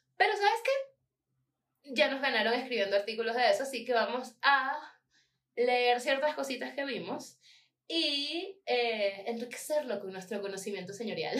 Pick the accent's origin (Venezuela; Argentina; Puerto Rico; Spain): Venezuela; Maracay, Aragua; moved away